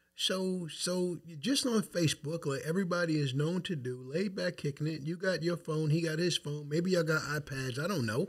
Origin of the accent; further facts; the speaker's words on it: Wyandanch, New York, United States; moved away as an adult; now in North Babylon, United States; I'm from Wyandotte. That's where I stand for. That's where I'm from.